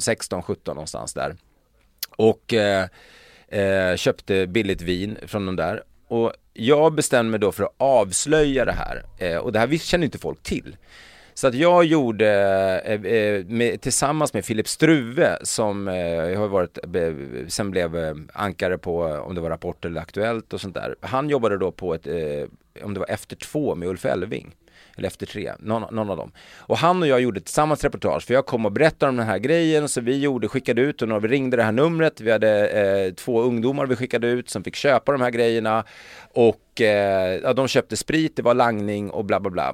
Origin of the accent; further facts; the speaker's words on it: Stockholm, Stockholm County, Sweden; jag kommer från Stockholm